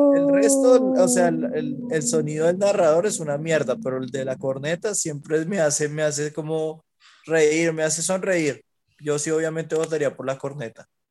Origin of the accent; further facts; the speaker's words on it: Huila, Colombia; yo porque soy del Huila siempre comemos tamal